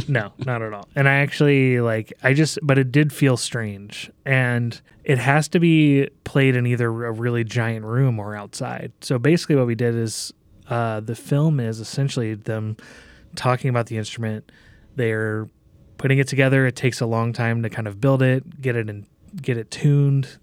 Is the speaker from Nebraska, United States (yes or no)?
yes; Omaha, Nebraska, United States; here in Omaha, in my hometown